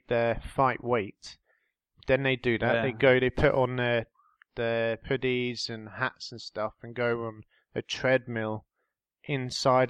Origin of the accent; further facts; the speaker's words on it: Jersey; my hometown of Jersey